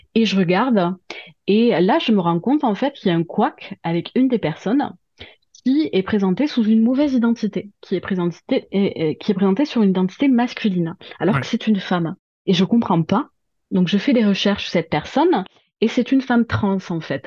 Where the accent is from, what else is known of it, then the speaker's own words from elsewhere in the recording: Toulouse, Occitania, France; je viens de Toulouse, donc de province. Hein, vous l'aurez entendu à mon accent